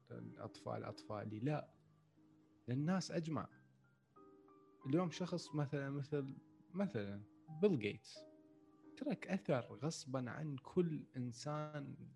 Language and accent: Arabic; Iraq; احنا هذا الموضوع اصلا ما عندنا بالعراق يعني مع الاسف انه هذا الموضوع اصلا ما موجود عندنا بالعراق